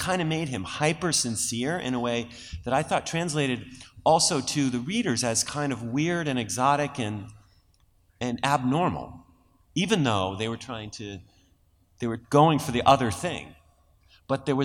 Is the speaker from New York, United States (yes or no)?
no; Massachusetts, United States; I don't have a Boston accent, but I grew up in Massachusetts